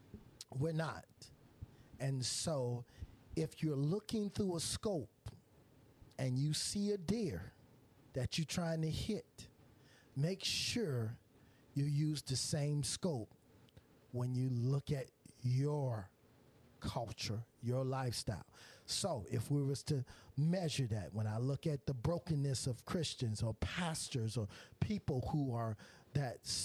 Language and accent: English; Michigan, United States; now in Florida, United States; I'm from Michigan. I'm here in Florida. Didn't know nobody in Florida